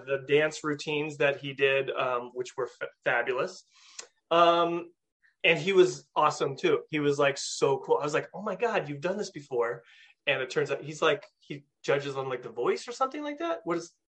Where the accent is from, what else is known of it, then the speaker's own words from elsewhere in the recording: California, United States; moved away as an adult; now in upstate New York, United States; I'm from California